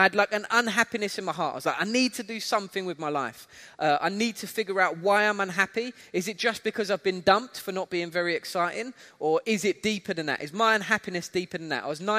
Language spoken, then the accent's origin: English; United Kingdom; accent: UK; I think I've still kept my UK accent, but everybody keeps telling me I sound a little bit South African now.